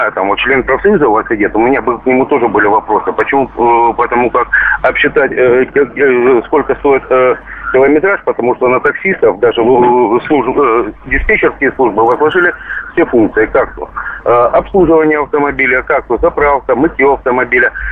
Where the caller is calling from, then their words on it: Krasnodar, Krasnodar Krai, Russia; Я звоню вам из Краснодара и работаю таксистом.